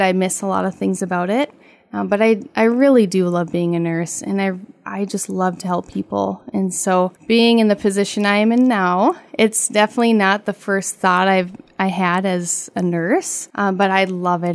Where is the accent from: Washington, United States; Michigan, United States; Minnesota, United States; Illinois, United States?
Minnesota, United States; Laporte; now in Walker, United States; I grew up in LaPorte.